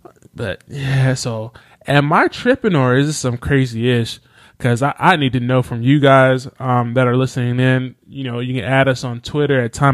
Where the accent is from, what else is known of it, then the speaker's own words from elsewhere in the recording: Enterprise, Alabama, United States; moved away; back in my hometown of Enterprise, Alabama